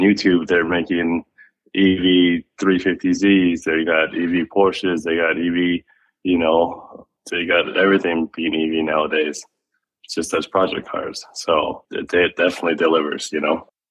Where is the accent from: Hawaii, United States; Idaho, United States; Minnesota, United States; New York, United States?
Hawaii, United States; Maui; now in Phoenix, United States; I was from Maui